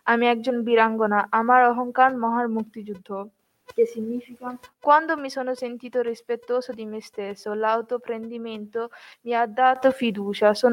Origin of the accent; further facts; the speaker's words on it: Bangladesh; Italian is a second language; now in Italy; vengo dal Bangladesh.